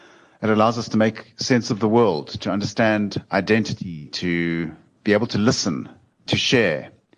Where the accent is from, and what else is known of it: South Africa